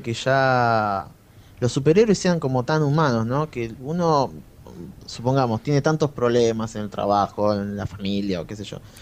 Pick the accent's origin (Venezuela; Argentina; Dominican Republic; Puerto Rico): Argentina; soy argentino